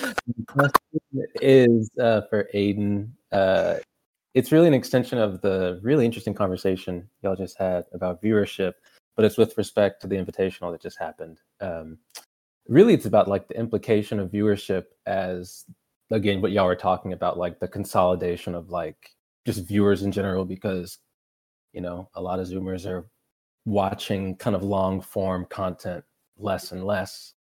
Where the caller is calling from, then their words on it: Louisiana, United States; Louisiana, down south.